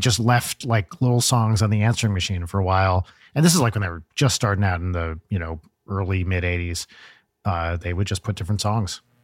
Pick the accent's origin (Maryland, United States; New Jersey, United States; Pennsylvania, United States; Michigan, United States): New Jersey, United States; I grew up in Jersey